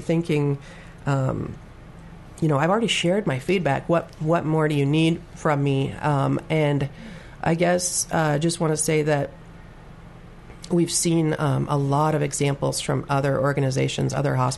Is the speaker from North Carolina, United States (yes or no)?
no; Arlington, Oregon, United States; moved away as an adult; also born or lived in Hermiston, Oregon; I was actually born at Good Shepherd, the old hospital. And then I grew up in the Arlington and Ione areas